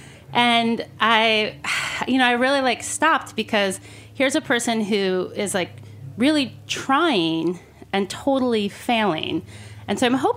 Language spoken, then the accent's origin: English; Michigan, United States; moved away; I'm originally from Michigan